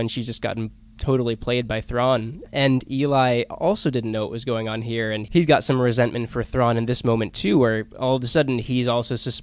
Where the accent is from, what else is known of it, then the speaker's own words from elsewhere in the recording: Georgia, United States; I'm from Georgia as well